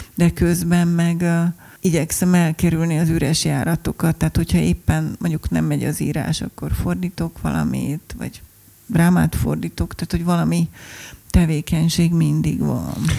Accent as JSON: {"language": "Hungarian", "region": "Budapest", "country": "Hungary", "said": "mondtam, hogy Budapestről"}